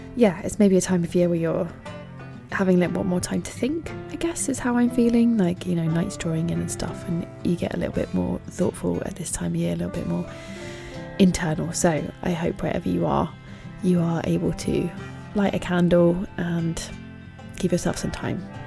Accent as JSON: {"language": "English", "region": "England", "country": "United Kingdom", "said": "as an English person"}